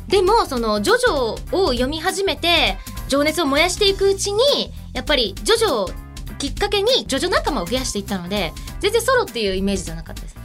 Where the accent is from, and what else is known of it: Japan; born or raised there; also born or lived in Egypt